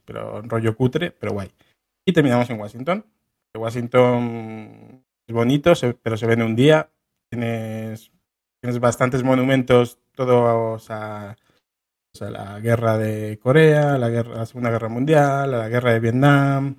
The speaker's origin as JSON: {"language": "Spanish", "town": "Getafe", "region": "Community of Madrid", "country": "Spain", "said": "Los seis pibardos de Getafe"}